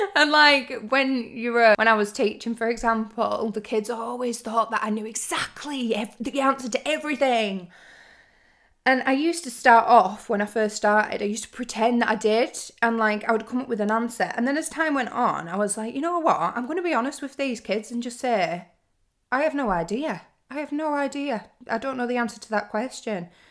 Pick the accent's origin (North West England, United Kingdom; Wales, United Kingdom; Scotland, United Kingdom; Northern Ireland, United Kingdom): North West England, United Kingdom; Lake District; moved away as an adult; now in London, United Kingdom; I was driving down from the Lake District, that's where I'm from